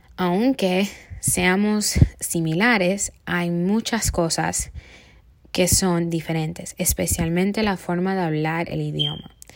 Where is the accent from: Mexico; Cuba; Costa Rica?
Cuba; Yo soy cubana y tengo una forma de hablar